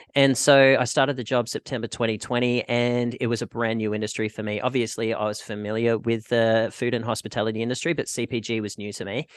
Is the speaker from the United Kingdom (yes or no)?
no; Australia; moved away as an adult; now in Vancouver, Canada; I'm Australian and I was living in Australia